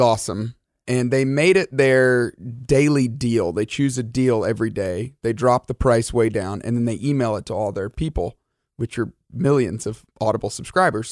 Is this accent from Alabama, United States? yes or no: yes; Alabama, United States; I grew up in Alabama